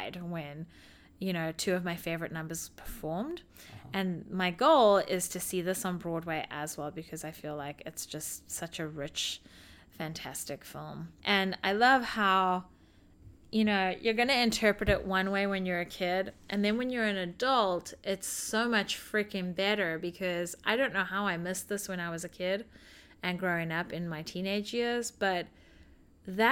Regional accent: South Africa; now in United States; I grew up in South Africa.

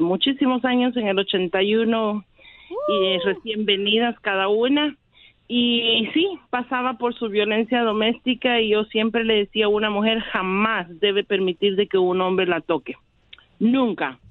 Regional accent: Guatemala; now in United States; yo también soy de Guatemala

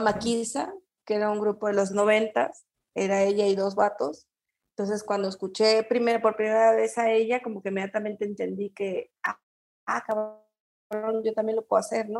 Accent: Querétaro, Mexico; also born or lived in Mexico City / Toluca; now in Guadalajara, Mexico; yo soy queretana, yo nací, soy queretana

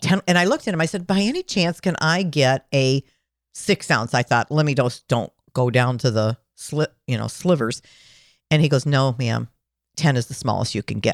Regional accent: Michigan, United States; I'm from Michigan

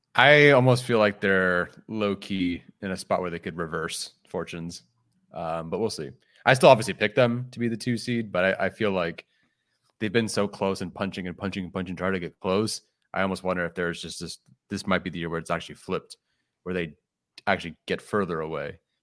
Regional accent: Exton, Pennsylvania, United States; your family's born on the East Coast and born and raised in Exton, Pennsylvania

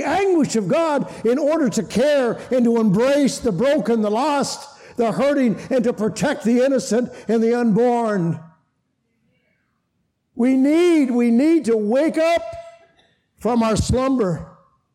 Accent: Canada; I come from Canada

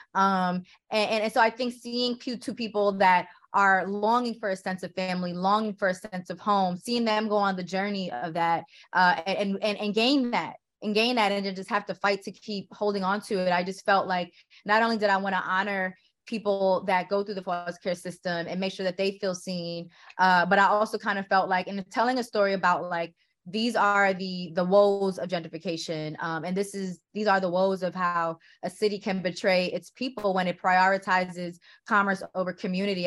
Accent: New York City, New York, United States; I grew up in Queens, you know, so, uh, so I'm a New York City girl

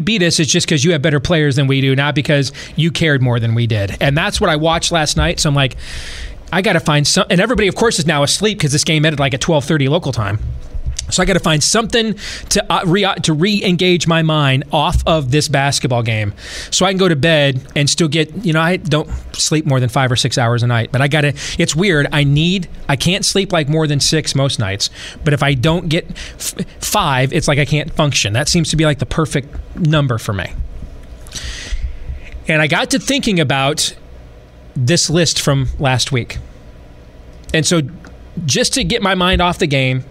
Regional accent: Midwest, United States; That's the Midwestern guy in me.

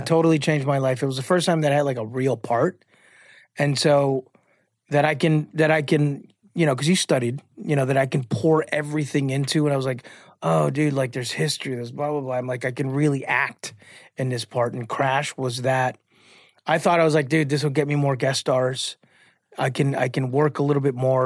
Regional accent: Chicago, Illinois, United States; I'm from Chicago

